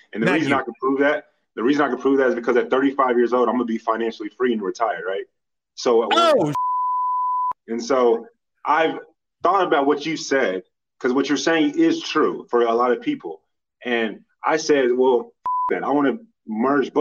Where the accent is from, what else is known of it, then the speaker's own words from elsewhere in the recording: Dallas, Texas, United States; I'm from Dallas.